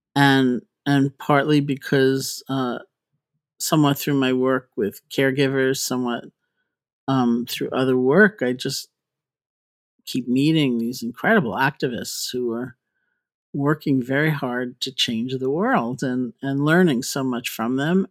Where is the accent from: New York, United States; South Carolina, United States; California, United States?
New York, United States; I grew up in New York.